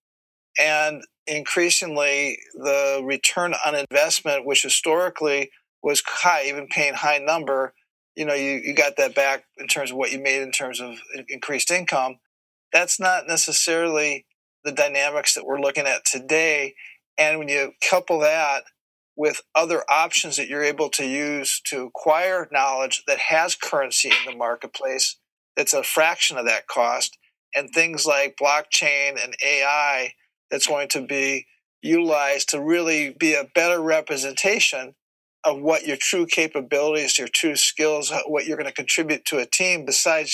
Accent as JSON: {"language": "English", "town": "Minneapolis", "region": "Minnesota", "country": "United States", "tie": "born or raised there", "said": "I grew up in Minneapolis"}